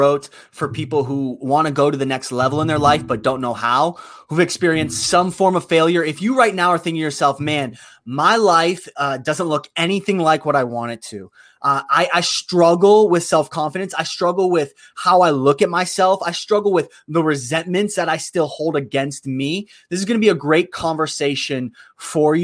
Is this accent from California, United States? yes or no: no; Youngstown, Ohio, United States; born or raised there